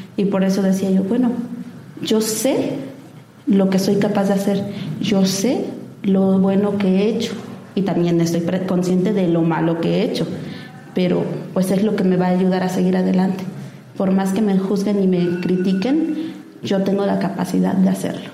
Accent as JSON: {"language": "Spanish", "region": "Oaxaca", "country": "Mexico", "said": "soy oaxaqueña, es mi tierra"}